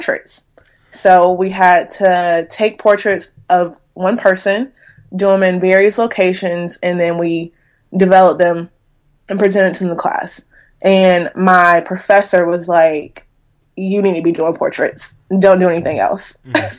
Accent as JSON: {"language": "English", "town": "Durham", "region": "North Carolina", "country": "United States", "moved": "yes", "lives_now": "Charlotte, United States", "said": "I am originally from Durham, North Carolina. I currently reside in Charlotte, North Carolina"}